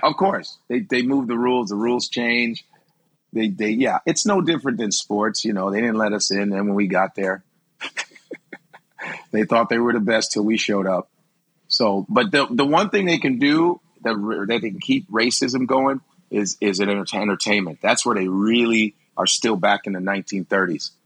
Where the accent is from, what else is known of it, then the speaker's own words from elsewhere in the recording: Chicago, Illinois, United States; now in New York, United States; are from Chicago, most segregated city in the country